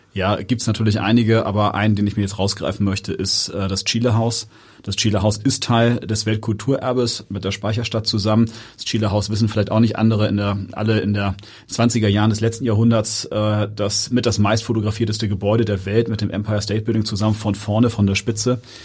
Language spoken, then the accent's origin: German; Hamburg, Germany; also born or lived in Barmbek, Hamburg / Cape Town, South Africa; ich bin in Jenfeld aufgewachsen